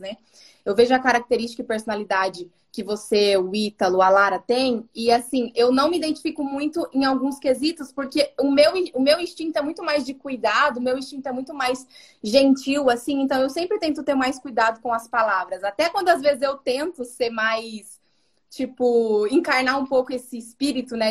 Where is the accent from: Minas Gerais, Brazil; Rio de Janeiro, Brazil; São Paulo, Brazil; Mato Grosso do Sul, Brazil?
Mato Grosso do Sul, Brazil; Dourados; accent: interior accent (says "porta" with a marked r); Eu tenho um sotaque de fala porta. Eu, eu sou do interior, lá do Mato Grosso do Sul, Dourados.